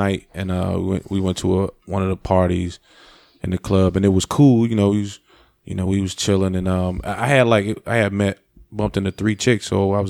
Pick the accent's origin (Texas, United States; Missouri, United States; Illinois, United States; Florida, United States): Missouri, United States; St. Louis; St. Louis, my hometown.